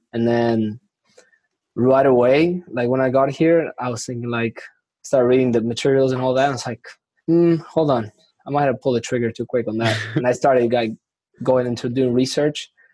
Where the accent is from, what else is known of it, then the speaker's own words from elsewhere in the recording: Argentina; first language Spanish; English is a second language; now in Houston, United States; I'm originally from Argentina. I speak, you know, Spanish is my first language.